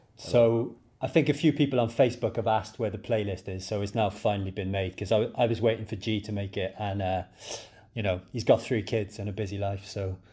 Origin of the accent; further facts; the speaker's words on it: Cardiff, Wales, United Kingdom; I'm from Splot.